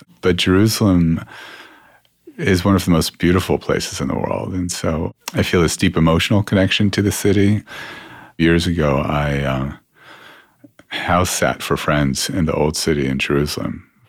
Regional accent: London, United Kingdom; born there; I was born in London. I was there till the ripe age of 3

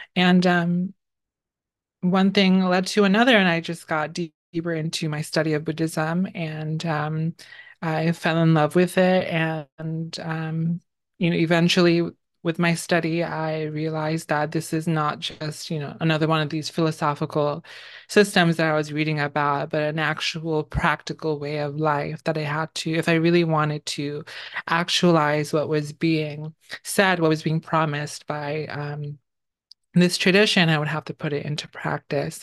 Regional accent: New York City, New York, United States; also born or lived in Bangladesh; I grew up in the Bronx in New York City.

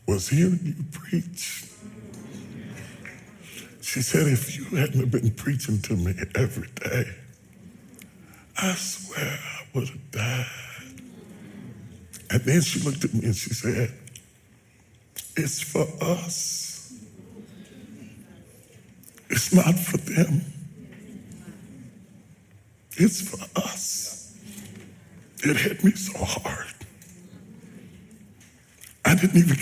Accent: West Virginia, United States; I'm a country boy. I'm from West Virginia.

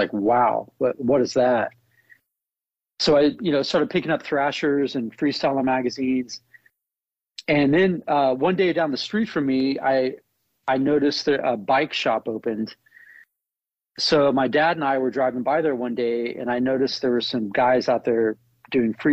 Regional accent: Tulsa, Oklahoma, United States; growing up in Tulsa, Oklahoma

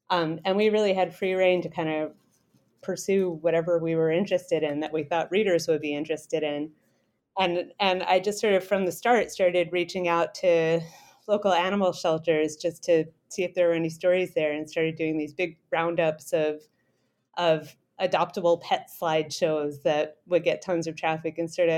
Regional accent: Rhode Island, United States; also born or lived in Saipan; Oh, sure. I'm originally from Rhode Island. My family is still around there.

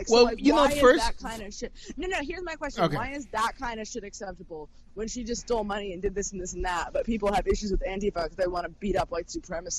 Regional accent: New York City, New York, United States; No, I'm from fucking Brooklyn.

